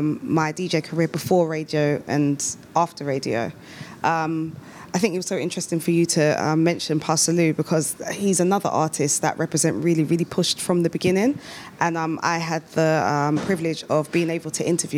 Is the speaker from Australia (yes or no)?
no; United Kingdom; growing up as a British-born, like, African